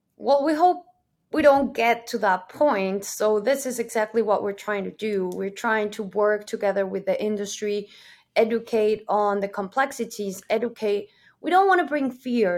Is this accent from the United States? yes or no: no; Mexico; moved away as an adult; also born or lived in Germany; now in Amsterdam, Netherlands; I'm originally from Mexico. I'm currently living in Amsterdam, in the Netherlands.